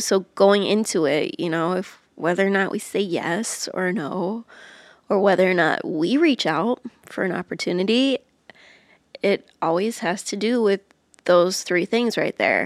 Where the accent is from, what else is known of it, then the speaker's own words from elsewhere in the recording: Iowa, United States; moved away as an adult; now in Nashville, United States; I grew up in Iowa